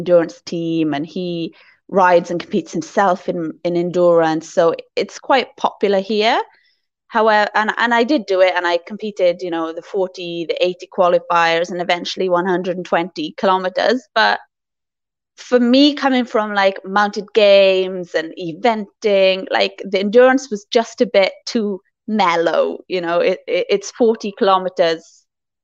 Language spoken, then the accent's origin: English; Wales, United Kingdom; moved away as an adult; also born or lived in Ras Al Khaimah, United Arab Emirates; now in Dubai, United Arab Emirates; I was born in Wales, and I spent the first 21 years of my life in Wales.